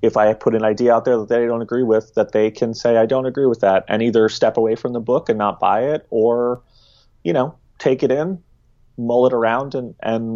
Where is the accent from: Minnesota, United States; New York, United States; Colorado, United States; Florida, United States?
New York, United States; New York City; I grew up in New York City, raised by two leftist screenwriters